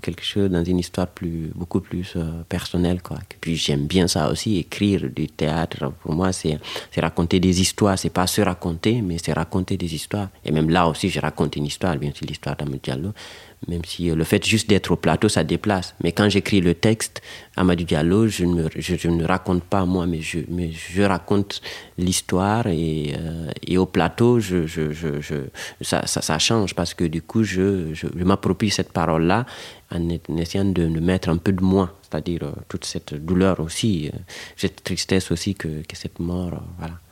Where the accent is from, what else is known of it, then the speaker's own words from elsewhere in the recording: Guinea; French is a second language; moved away as an adult; now in France; je suis né en Guinée. Aujourd'hui, je vis en France.